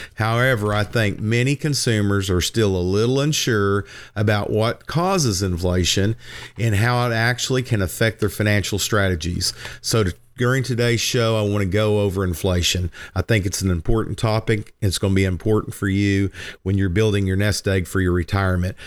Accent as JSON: {"language": "English", "town": "Lindsay", "region": "Oklahoma", "country": "United States", "tie": "born or raised there", "said": "as a kid growing up in Lindsay on Murray Hill"}